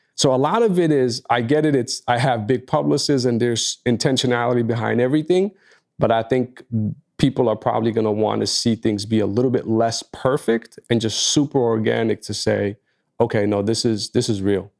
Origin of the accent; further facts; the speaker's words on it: New York, United States; as a New Yorker